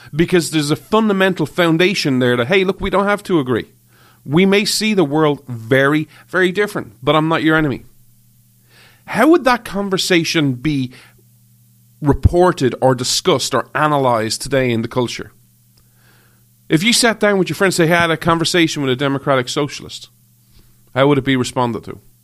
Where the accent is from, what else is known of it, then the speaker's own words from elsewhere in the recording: Ireland; moved away; I grew up in Ireland